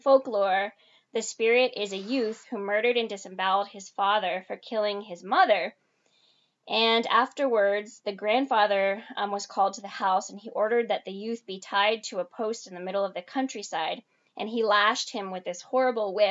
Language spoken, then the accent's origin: English; Venezuela; moved away; I was born in Venezuela